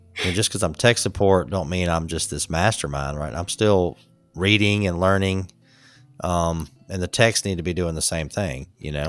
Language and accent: English; Atlanta, Georgia, United States; I'm from Atlanta